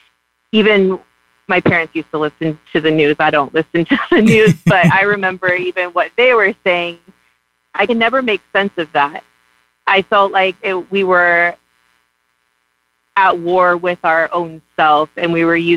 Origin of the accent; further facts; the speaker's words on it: Hawaii, United States; now in Oregon, United States; I live in Oregon, but I'm actually from Hawaii.